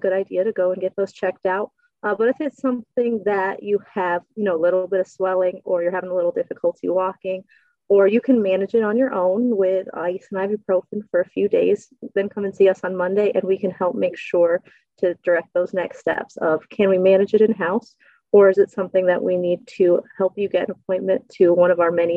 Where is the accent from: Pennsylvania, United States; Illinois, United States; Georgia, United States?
Pennsylvania, United States; Wyalusing; moved away; also born or lived in Harrisburg, Pennsylvania; I am originally from Wyalusing, Pennsylvania.